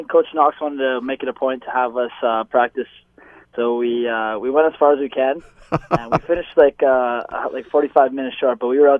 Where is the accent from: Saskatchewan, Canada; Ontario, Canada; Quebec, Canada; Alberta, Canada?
Ontario, Canada; Barrie; moved away as an adult; now in Hamilton, Canada; I grew up in Barrie, so we had season tickets when I was younger.